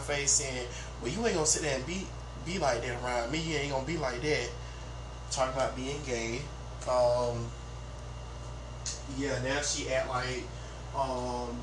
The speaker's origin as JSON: {"language": "English", "town": "Thomaston", "region": "Georgia", "country": "United States", "tie": "born or raised there", "said": "I'm born and raised in Thomaston"}